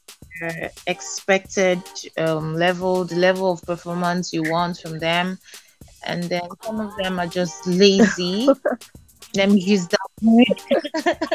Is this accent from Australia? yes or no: no; Nigeria; I am a Nigerian.